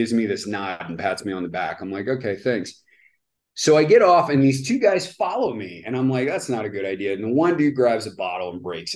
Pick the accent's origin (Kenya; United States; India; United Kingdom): United States; I'm American